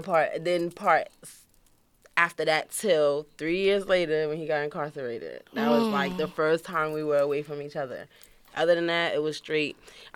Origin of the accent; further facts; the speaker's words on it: New York City, New York, United States; also born or lived in Brooklyn, New York; during teenage years, I was raised in Queens, Far Rockaway.